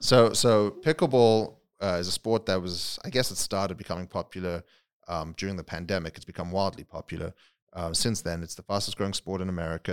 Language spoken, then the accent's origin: English; London, United Kingdom; moved away as an adult; also born or lived in South Africa; now in Las Vegas, United States; so I was born in South Africa, uh, grew up in England, in London